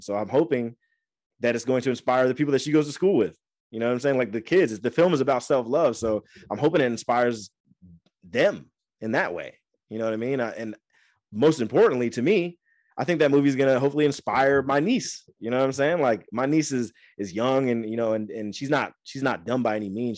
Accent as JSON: {"language": "English", "town": "Angola", "region": "Indiana", "country": "United States", "tie": "born or raised there", "also_born_or_lived": "Fort Wayne, Indiana / Florida", "moved": "as an adult", "lives_now": "California, United States", "said": "I love my hometown. I love Fort Wayne. I love Angola"}